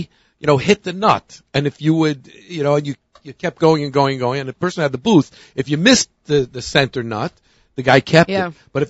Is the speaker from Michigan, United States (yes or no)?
no; New York City, New York, United States; I grew up in Williamsburg.